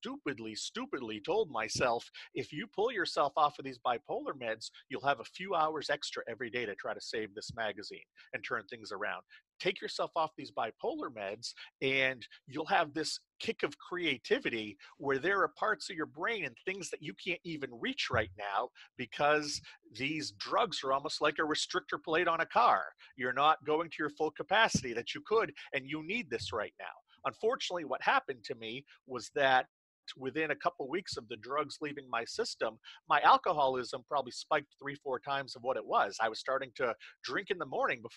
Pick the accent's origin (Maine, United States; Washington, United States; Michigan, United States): Maine, United States; central; I launched a magazine here in my hometown in central Maine